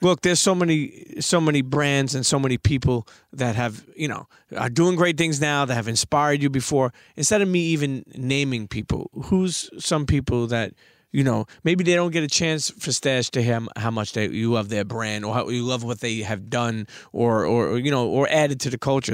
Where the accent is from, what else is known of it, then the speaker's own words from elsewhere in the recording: New York City, New York, United States; moved away; I grew up in Brooklyn